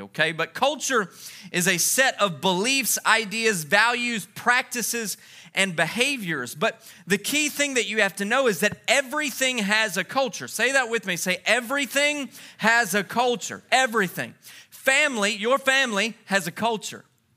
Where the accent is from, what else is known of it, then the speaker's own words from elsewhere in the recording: Louisiana, United States; now in Texas, United States; I grew up in Louisiana